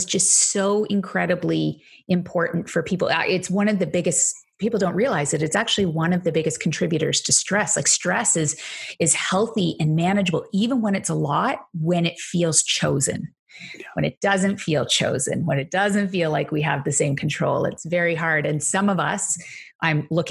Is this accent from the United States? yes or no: no; Canada; accent: Canadian; my accent probably has given it away at some point. I say organization, very Canadian, apparently.